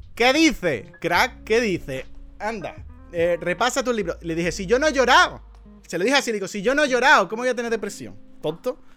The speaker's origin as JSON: {"language": "Spanish", "region": "Andalusia", "country": "Spain", "said": "soy andaluz"}